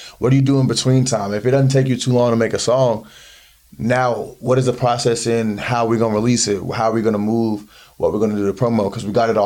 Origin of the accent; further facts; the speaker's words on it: Greensboro, North Carolina, United States; moved away as an adult; now in Raleigh area, United States; I grew up in Greensboro. Moved out here for school, then started working out here